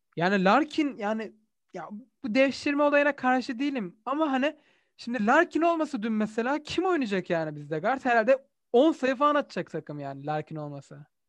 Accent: Turkey; bir Türk olarak

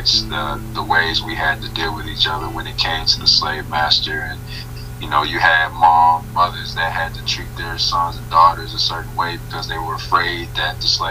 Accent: Gadsden, Alabama, United States; now in Atlanta, United States; I've seen my dad every single day before I moved from Gaston, Alabama to Atlanta, Georgia

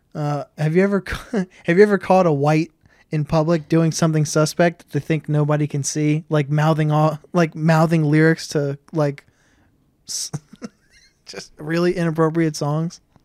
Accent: Delaware, United States; I grew up in Willow Run.

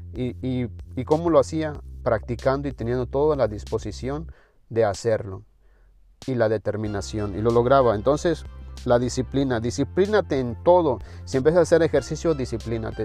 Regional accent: Mexico; en mi país, en México

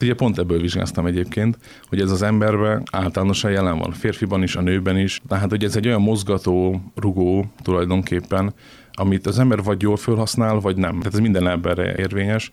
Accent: Kecskemét, Bács-Kiskun, Hungary; moved away as an adult; now in Szeged, Hungary; én kecskeméti vagyok, ide kerültem, mert ide küldtek

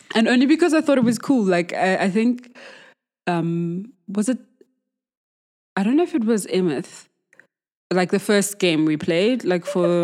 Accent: Johannesburg, Gauteng, South Africa; I'm from Joburg, obviously, born and bred

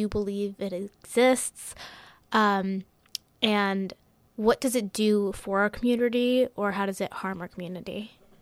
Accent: Hillsborough, New Jersey, United States; I'm a senior at Hillsborough High School, and Um, I was born in the United States

